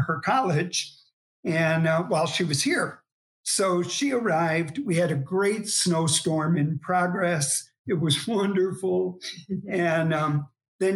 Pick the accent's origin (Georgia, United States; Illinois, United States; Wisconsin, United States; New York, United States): Illinois, United States; Chicago; moved away as an adult; also born or lived in Providence, Rhode Island; now in La Crosse, United States; We're originally from Chicago